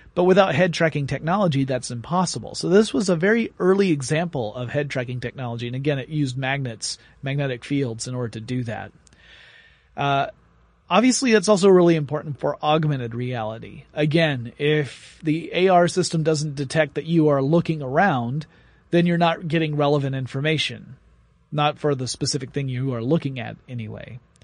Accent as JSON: {"language": "English", "town": "Atlanta", "region": "Georgia", "country": "United States", "tie": "born or raised there", "said": "my hometown, Atlanta, Georgia"}